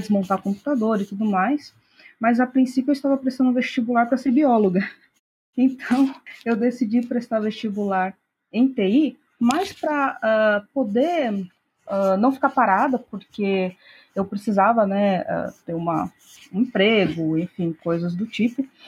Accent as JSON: {"language": "Portuguese", "town": "Piracicaba", "region": "São Paulo", "country": "Brazil", "tie": "born or raised there", "moved": "as an adult", "lives_now": "Americana, Brazil", "said": "Eu sou do interior de São Paulo, nasci na cidade de Piracicaba, mas há algum tempo já que eu moro em Americana"}